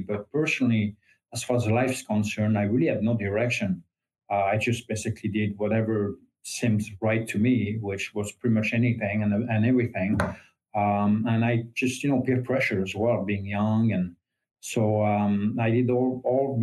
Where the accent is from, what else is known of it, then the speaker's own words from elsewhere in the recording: France; English is a second language; moved away as an adult; now in United States; I was raised Catholic, as 99% of the French people